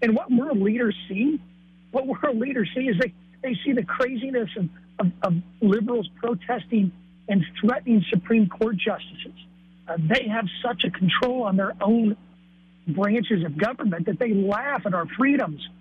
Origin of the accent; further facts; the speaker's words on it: Taylorville, Illinois, United States; my hometown of Taylorville, about 11,000 people